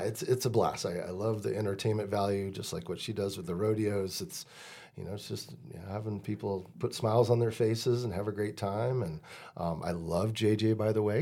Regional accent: Deschutes County, Central Oregon, United States; I'm twenty miles away and this is my hometown fair

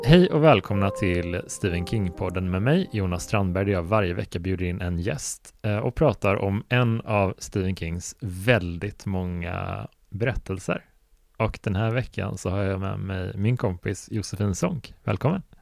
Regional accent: Sweden; det finns en sjö som heter Helsjön ganska nära där jag växte upp, som är fem kilometer bort

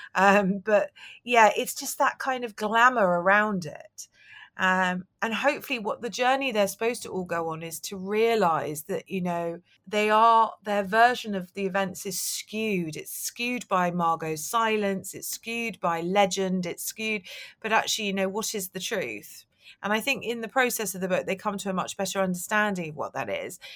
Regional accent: London, United Kingdom; I grew up in London

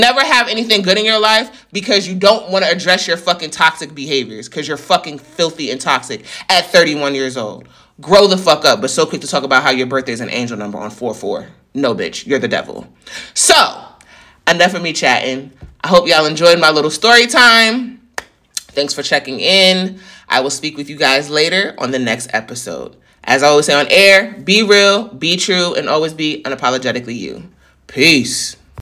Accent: New York, United States; I'm from New York

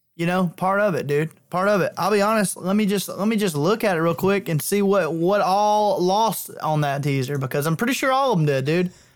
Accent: near Billingsley, Alabama, United States; She's probably fifteen minutes away from my hometown

